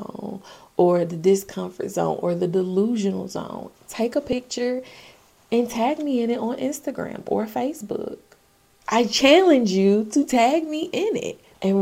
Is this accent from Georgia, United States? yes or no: yes; Augusta, Georgia, United States; The Masters is a really big golf tournament held in my hometown, AUG